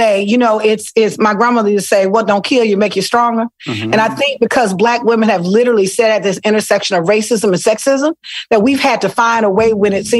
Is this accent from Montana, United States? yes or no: no; Selma, Alabama, United States; also born or lived in Mobile, United States; Listen, I am from Selma, Alabama. Mobile. Ooh. I spent part of my life in Mobile on the coast. And then the majority of my life in a little city called Selma.